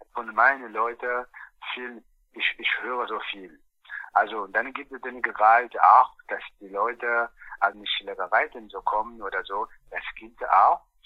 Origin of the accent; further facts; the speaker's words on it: Angola; German is a second language; now in Eberswalde, Germany; Bei uns in Angola